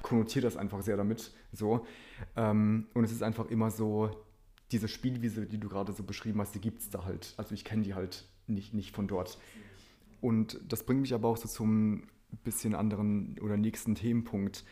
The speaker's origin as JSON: {"language": "German", "region": "Rhineland-Palatinate", "country": "Germany", "tie": "born or raised there", "first_language": "Polish", "second_language": "German", "said": "da, wo ich aufgewachsen bin, in der Pfalz"}